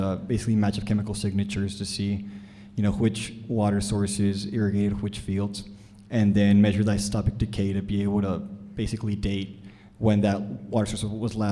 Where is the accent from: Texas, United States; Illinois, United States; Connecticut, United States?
Texas, United States; Brownsville; moved away as an adult; also born or lived in Dallas, Texas; I'm from Brownsville, Texas. I went to a Catholic high school over there